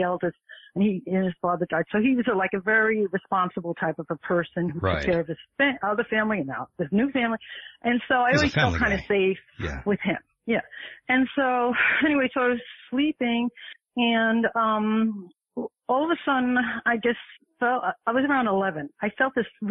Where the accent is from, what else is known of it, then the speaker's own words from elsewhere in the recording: New York City, New York, United States; I was born and raised in the Bronx.